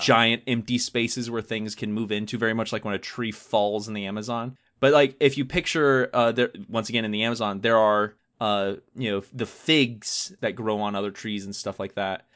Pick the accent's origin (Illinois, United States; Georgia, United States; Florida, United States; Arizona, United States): Georgia, United States; I grew up in Georgia